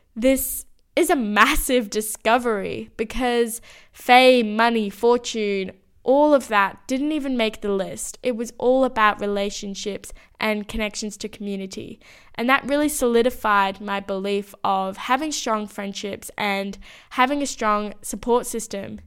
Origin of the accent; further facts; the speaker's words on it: Sydney, New South Wales, Australia; moved away as an adult; When I moved out of my hometown as well